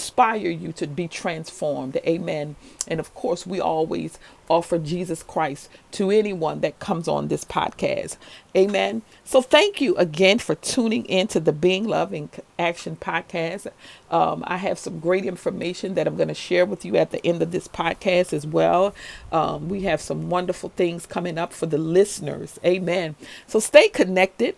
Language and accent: English; New Orleans, Louisiana, United States; when I was a little girl growing up in New Orleans in the 7th Ward